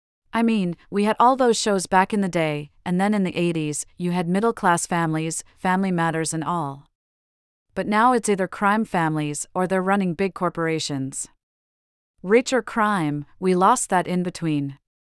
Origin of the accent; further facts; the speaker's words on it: Virginia, United States; Yeah, and also my home state of Virginia, I've helped out.